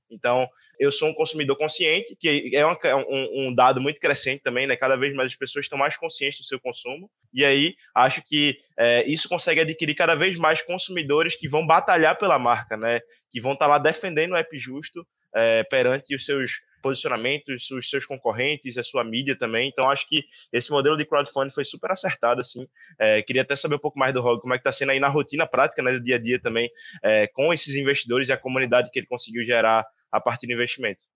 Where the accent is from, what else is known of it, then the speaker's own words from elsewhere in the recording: Recife, Pernambuco, Brazil; eu sou de Recife